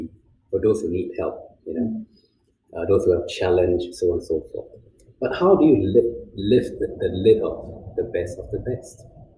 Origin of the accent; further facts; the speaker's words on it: China; See, I grew up in China.